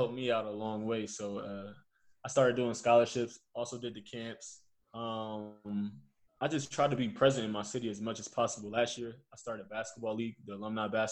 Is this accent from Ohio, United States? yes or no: no; Trenton, New Jersey, United States; moved away as an adult; also born or lived in Philadelphia / Germany; where I'm from Trenton, New Jersey, you know. So it's like this is my home